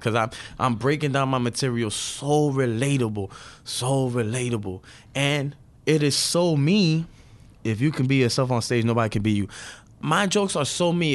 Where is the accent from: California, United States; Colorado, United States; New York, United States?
New York, United States; New York City; I'm a second generation Dominican from Brooklyn. I grew up in Brooklyn